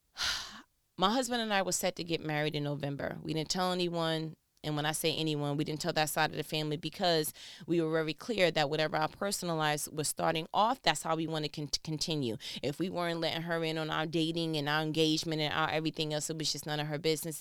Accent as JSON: {"language": "English", "region": "New York", "country": "United States", "said": "I'm from New York"}